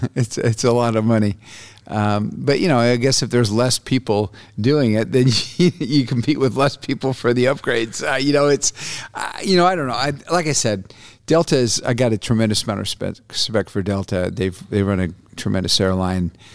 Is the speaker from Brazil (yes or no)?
yes; Brazil; now in United States; I was born in Brazil. My dad was a journalist down there